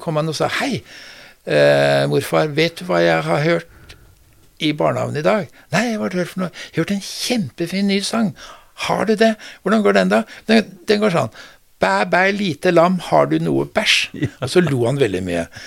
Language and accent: Norwegian; Oslo, Norway; also born or lived in Bodø; Jeg er født, jeg er født i Bodø, ja. og så er jeg vokst opp uh, i Oslo